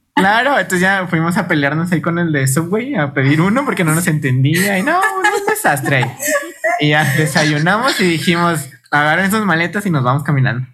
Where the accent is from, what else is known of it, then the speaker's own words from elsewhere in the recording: Chihuahua, Mexico; venimos de Chihuahua.